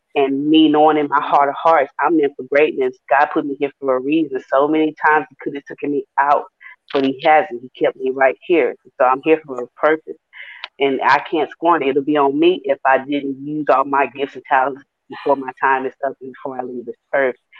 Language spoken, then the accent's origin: English; Houston, Texas, United States; me being from Houston, Texas, I grew up in Fifth Ward